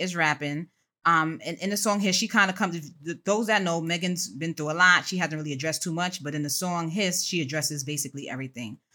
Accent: New York City, New York, United States; I represent all things Bronx. It's your girl …. I hail from Co-op City, Section Five

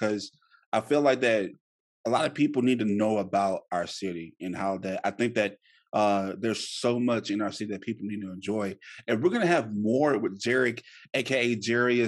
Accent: Shreveport, Louisiana, United States; moved away as an adult; now in Dallas, United States; me leaving Shreveport, my hometown

